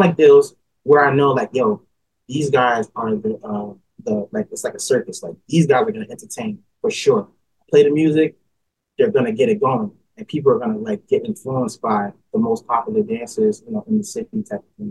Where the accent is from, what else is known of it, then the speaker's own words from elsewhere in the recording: Newark, New Jersey, United States; also born or lived in East Orange, New Jersey; I was born and raised in New Jersey, uh, in a city called Newark.